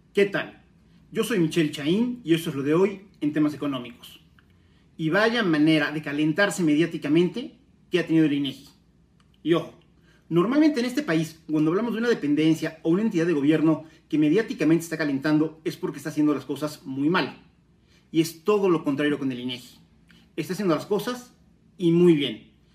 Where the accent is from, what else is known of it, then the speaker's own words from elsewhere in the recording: Puebla, Mexico; como mexicanos